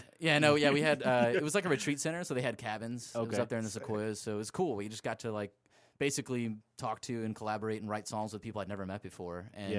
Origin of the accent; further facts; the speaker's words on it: Anaheim, California, United States; moved away; also born or lived in Myrtle Beach; I came from Myrtle Beach, and everybody calls Myrtle Beach Dirty Myrtle. And then I come to I'm from Anaheim, born in there